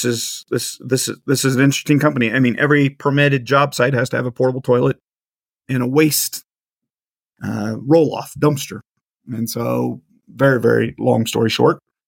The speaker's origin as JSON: {"language": "English", "region": "Central Kansas", "country": "United States", "tie": "born or raised there", "said": "born and raised Central Kansas"}